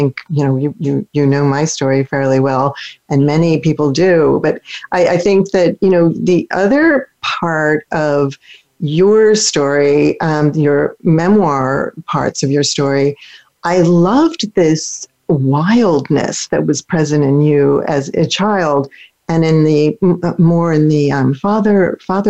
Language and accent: English; near Philadelphia, Pennsylvania, United States; now in St. Petersburg, United States; where I grew up near Philadelphia